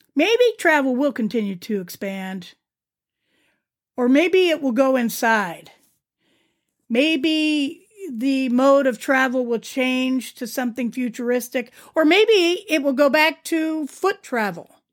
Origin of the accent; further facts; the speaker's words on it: Youngstown, Ohio, United States; also born or lived in Akron, Ohio; we moved from Akron to Youngstown